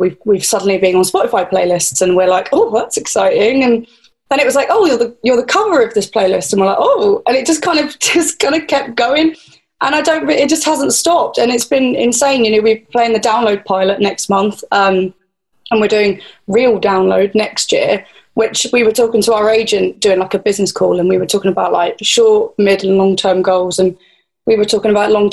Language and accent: English; England, United Kingdom; I'm English